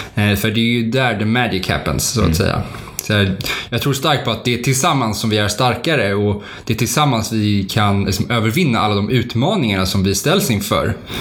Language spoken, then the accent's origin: Swedish; Stockholm, Stockholm County, Sweden; moved away as an adult; now in Uppsala, Sweden; jag är född i Stockholm och även uppvuxen i Stockholm